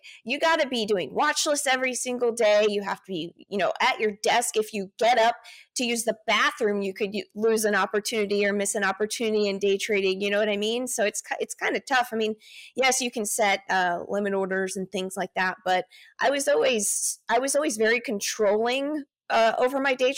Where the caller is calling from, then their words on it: Austin, Texas, United States; I'm in Austin, Texas.